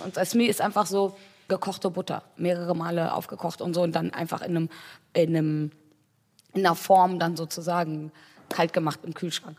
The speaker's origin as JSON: {"language": "German", "town": "Wuppertal", "region": "North Rhine-Westphalia", "country": "Germany", "tie": "born or raised there", "moved": "yes"}